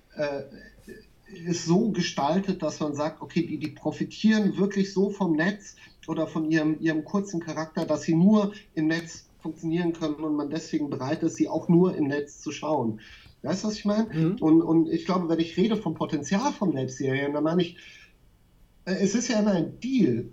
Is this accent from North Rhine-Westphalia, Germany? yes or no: no; Nieder-Olm, Rhineland-Palatinate, Germany; moved away as an adult; also born or lived in Berlin / Mainz; ich bin in dem, in dem Ort groß geworden, in Niederolm